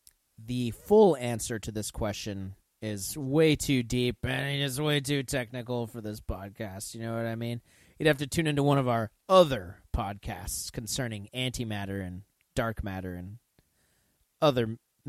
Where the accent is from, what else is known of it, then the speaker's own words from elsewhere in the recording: United States; I'm just an American.